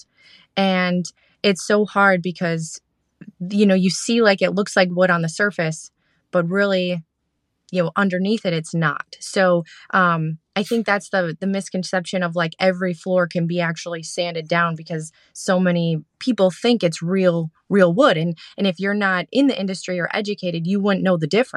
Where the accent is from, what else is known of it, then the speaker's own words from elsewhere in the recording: Green Bay, Wisconsin, United States; now in the South, United States; Wisconsin. I'm from the from Titletown area, from Green Bay, Appleton area.